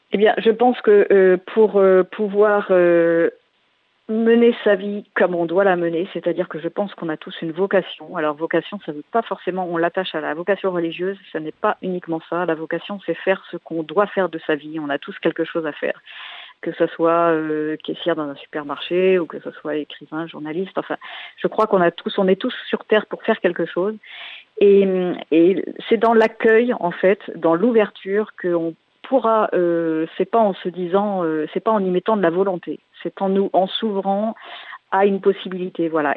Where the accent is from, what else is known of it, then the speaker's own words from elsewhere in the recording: Landerneau, Brittany, France; mon père, dans la déclaration à la mairie de Landerneau où je suis née, dans le Finistère